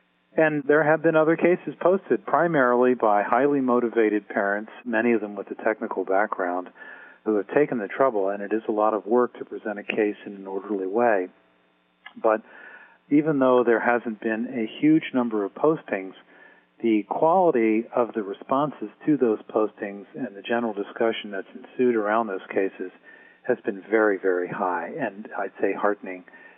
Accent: Baltimore, Maryland, United States; I grew up in Baltimore.

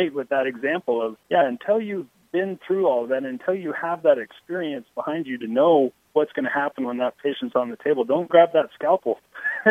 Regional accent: Boise, Idaho, United States; I grew up in Boise

